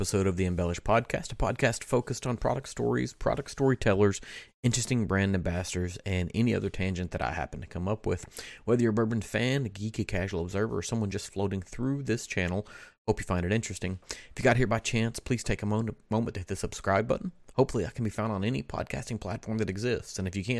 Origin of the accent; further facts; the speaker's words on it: Western Kentucky, United States; I'm from Western Kentucky